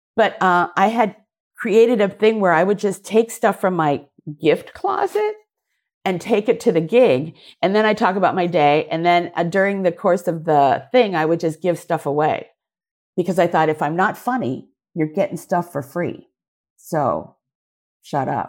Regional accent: Seattle, Washington, United States; moved away; also born or lived in San Francisco / Japan; growing up in Seattle, I was half, not quite Japanese, not quite white

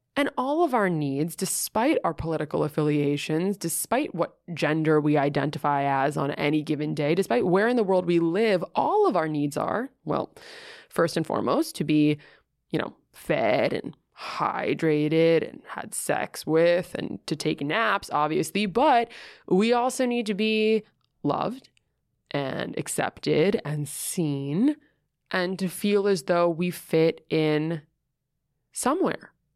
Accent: New York City, New York, United States; I grew up in Greenwich Village

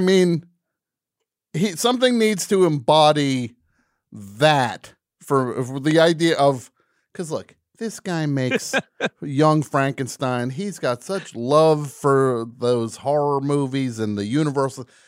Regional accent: New Jersey, United States; I grew up in New Jersey

